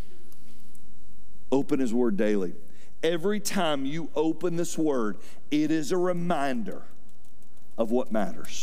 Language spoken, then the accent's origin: English; Fayetteville, United States; I grew up in Fayetteville